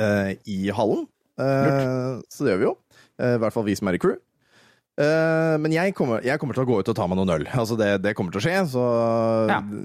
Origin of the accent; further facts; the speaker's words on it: Våler, Østfold, Norway; Jeg kommer jo fra Våler